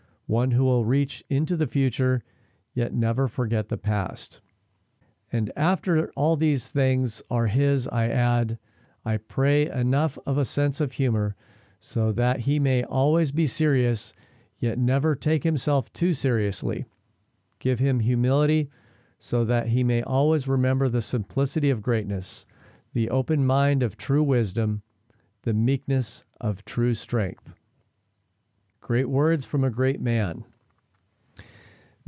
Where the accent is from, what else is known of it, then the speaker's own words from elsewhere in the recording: Spokane, Washington, United States; now in New Zealand; my hometown in Spokane, Washington